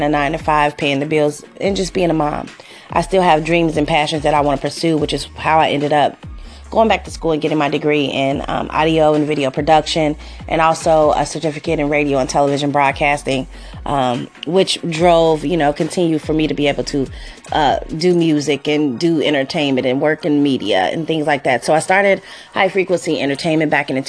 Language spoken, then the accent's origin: English; Cincinnati, Ohio, United States; moved away as an adult; also born or lived in Los Angeles, California; I'm from Cincinnati, Ohio, born and raised here